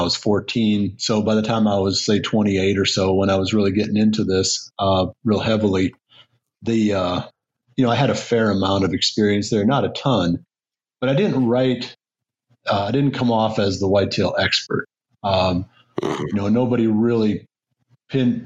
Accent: Iowa, United States; moved away as an adult; also born or lived in Michigan; I grew up in Iowa, and then after graduating with an engineering degree, you know, I worked in Michigan for 4 years.

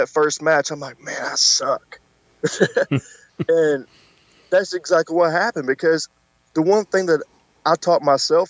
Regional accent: Tennessee, United States; I'm from Tennessee

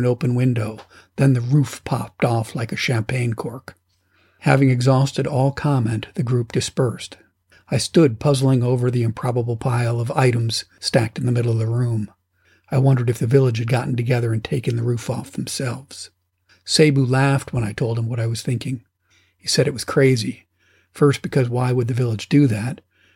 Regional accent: United States; moved away as an adult; also born or lived in Afghanistan / Togo / Madagascar / Tanzania; I'm an American

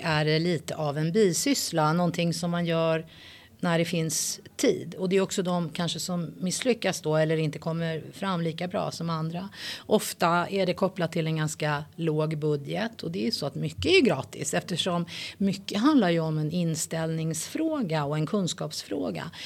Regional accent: Sweden; född och uppväxt i Sverige

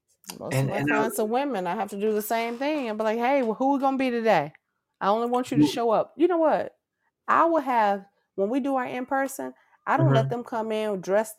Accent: the South, United States; I'm from the South

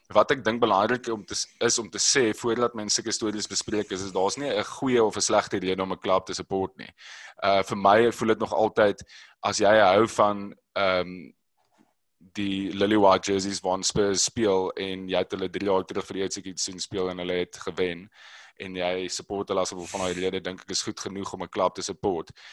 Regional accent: Robertson, Western Cape, South Africa; ek het groot geword in Robertson

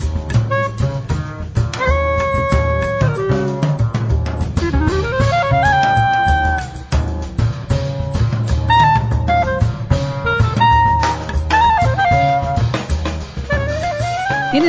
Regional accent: the South, United States; also born or lived in Atlanta; Growing up in the South

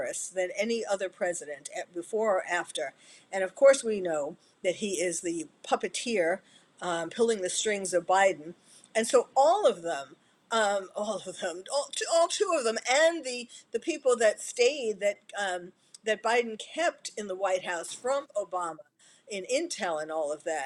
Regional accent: New York City, New York, United States; I was born and bred in New York City

